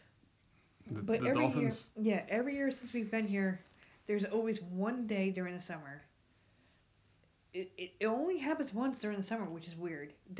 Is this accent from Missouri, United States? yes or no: no; New York, United States; now in Myrtle Beach, United States; I'm from New York